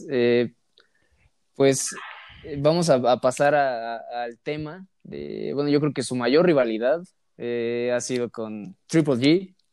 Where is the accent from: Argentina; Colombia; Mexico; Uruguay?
Mexico; yo no, por eso no digo somos, digo sí soy mexicano, pero yo no soy así